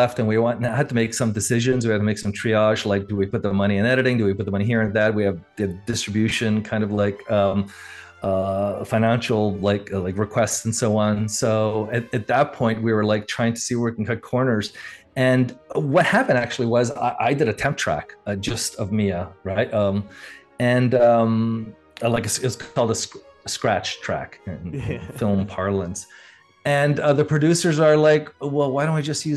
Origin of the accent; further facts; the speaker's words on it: Montreal, Quebec, Canada; moved away as an adult; now in California, United States; especially in my hometown, because I grew up in Canada and then in Montreal